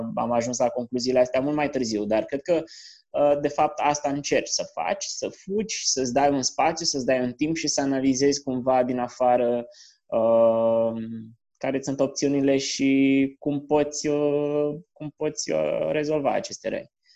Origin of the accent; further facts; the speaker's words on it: Piatra Neamț, Neamț County, Romania; moved away; also born or lived in Canada; Crescând la Piatra Neamț